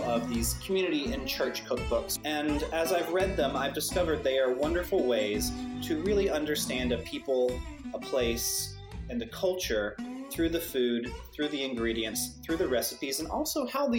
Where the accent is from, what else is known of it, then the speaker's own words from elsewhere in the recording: the South, United States; I am a Southerner by birth, and I've lived most of my life in the South.